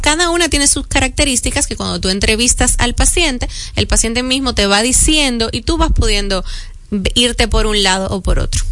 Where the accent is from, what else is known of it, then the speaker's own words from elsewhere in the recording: Caribbean, Dominican Republic; Aquí somos un poquito más laxos, somos caribeños